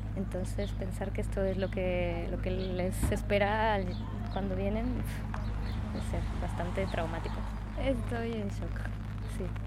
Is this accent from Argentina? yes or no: no; Mexico; moved away; Yo precisamente que vengo de México